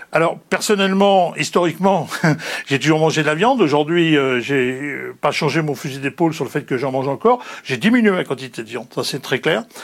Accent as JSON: {"language": "French", "town": "Cherbourg", "region": "Normandy", "country": "France", "tie": "born or raised there", "said": "je suis originaire de Cherbourg. Je vis toujours à Cherbourg"}